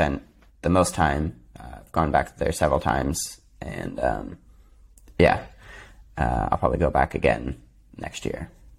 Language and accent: English; New York, United States; I'm from upstate New York.